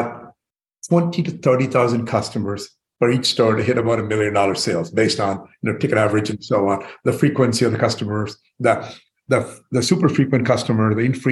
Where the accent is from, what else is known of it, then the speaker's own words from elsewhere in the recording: India; moved away as an adult; now in United States; I was born in India